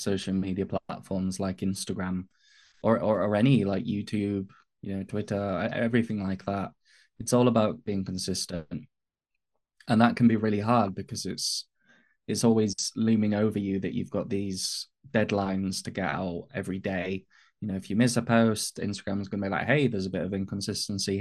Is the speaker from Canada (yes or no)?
no; north of England, United Kingdom; accent: northern English; also born or lived in Manchester; I'm an autism advocate from the UK. I'm based in the north of England. Hence why my voice, my accent's not sort of typical kind of British London kind of accent.